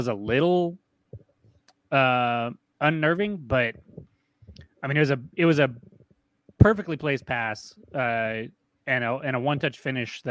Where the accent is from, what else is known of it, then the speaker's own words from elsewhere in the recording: New Mexico, United States; we're from New Mexico